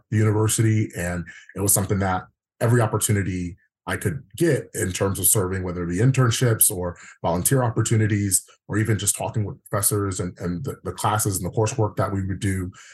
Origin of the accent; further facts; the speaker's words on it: Prince George's County, Maryland, United States; Born and raised Prince George's. I actually represent the district that I grew up in.